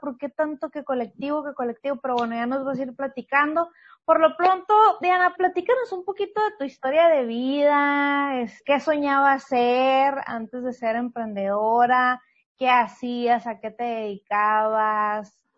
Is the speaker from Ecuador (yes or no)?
no; San Luis Río Colorado, Sonora, Mexico; a los que son de mi tierra, San Luis Río Colorado